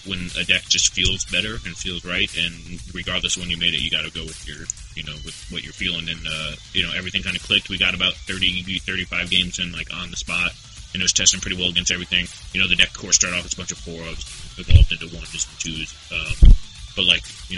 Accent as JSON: {"language": "English", "town": "Gary", "region": "Indiana", "country": "United States", "tie": "born or raised there", "also_born_or_lived": "Dayton, Ohio", "moved": "yes", "said": "my family moved to Chicago, Chicago land area, because they currently live in Gary, Indiana, which is a shithole"}